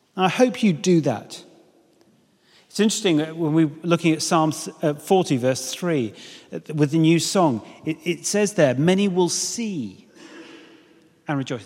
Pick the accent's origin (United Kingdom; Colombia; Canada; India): United Kingdom; I know we're British